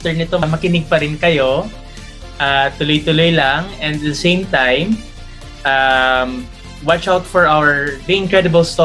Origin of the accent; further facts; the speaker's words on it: Bacolod, Negros Occidental, Philippines; ako naman, lumaki ako sa Negros Island sa may Bacolod. So, nung nalaman nga namin Ilonggo, pares kami Ilonggo